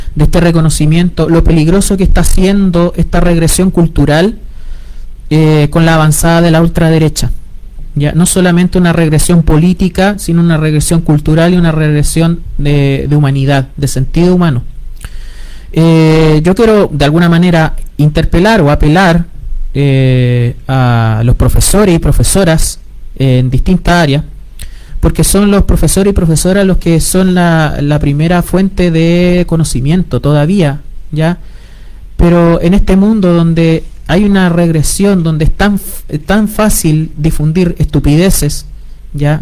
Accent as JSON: {"language": "Spanish", "country": "Chile"}